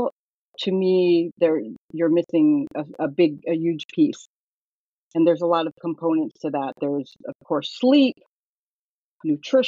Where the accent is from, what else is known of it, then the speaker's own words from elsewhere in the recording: Northern California, United States; I was born and raised in Northern California